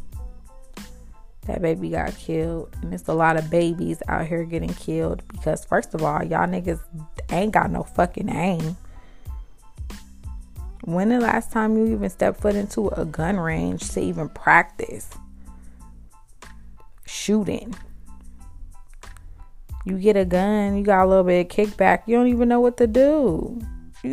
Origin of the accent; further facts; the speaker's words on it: Compton, California, United States; also born or lived in South Central Los Angeles; I'm from Compton, California, by way of South Central Los Angeles, 43rd and Hoover, and Central and Alondra.